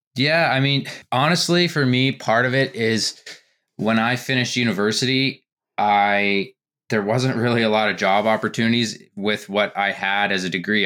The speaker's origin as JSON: {"language": "English", "country": "Canada", "tie": "born or raised there", "said": "growing up in Canada, I played hockey in the summers"}